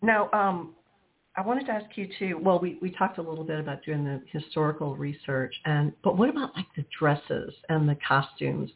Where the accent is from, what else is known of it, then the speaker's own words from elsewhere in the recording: New Orleans, Louisiana, United States; also born or lived in Texas; I'm from New Orleans